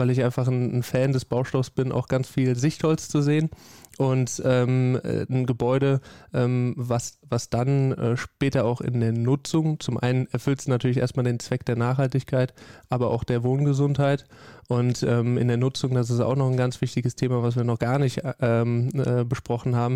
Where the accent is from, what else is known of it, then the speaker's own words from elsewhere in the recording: Rhineland-Palatinate, Germany; Ja, am liebsten äh, natürlich in meiner Heimat, Heimatregion, also